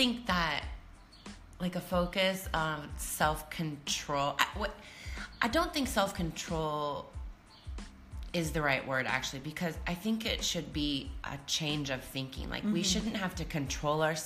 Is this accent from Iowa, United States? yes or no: yes; Iowa, United States; where I grew up in Iowa, in the Midwest of the United States, on the Mississippi River